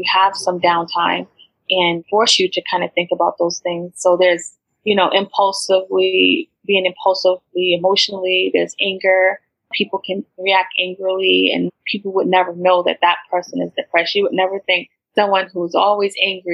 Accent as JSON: {"language": "English", "country": "United States", "tie": "born or raised there", "said": "I grew up in America"}